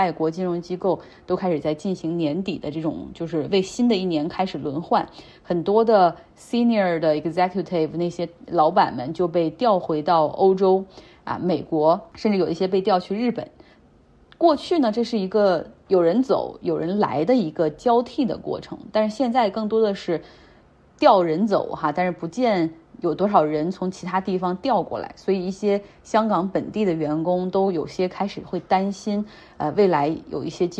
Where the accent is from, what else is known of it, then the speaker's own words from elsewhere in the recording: China; 那现在因为疫情的管控，在我们大陆人看来，哎呀，你已经不算严格了